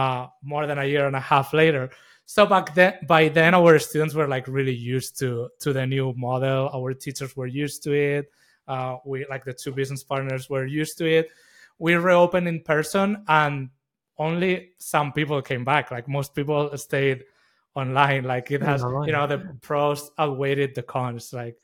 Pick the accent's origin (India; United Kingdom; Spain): Spain; Madrid, Community of Madrid; also born or lived in United States; yeah, I'm originally from Madrid. I spent the past 15 years in the U.S., and I just came back a few months ago.